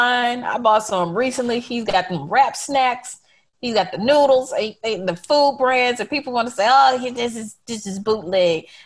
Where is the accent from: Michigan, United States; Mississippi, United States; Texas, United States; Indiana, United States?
Mississippi, United States; Jackson; I'm from Jackson, Mississippi, 3 hours away.